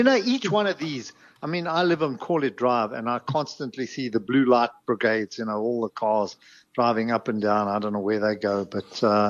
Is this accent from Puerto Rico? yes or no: no; South Africa; I'm not despondent. I'm just a South African.